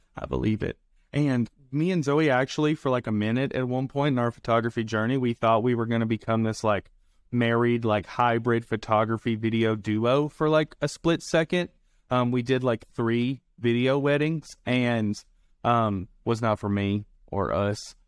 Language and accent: English; the South, United States; accent: southern; I have my southern accent